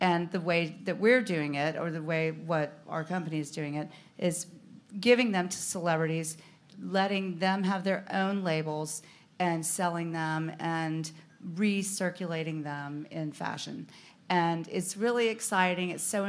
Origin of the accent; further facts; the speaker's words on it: the South, United States; we're Southern girls. And she said, I'm from the South. You're from the South.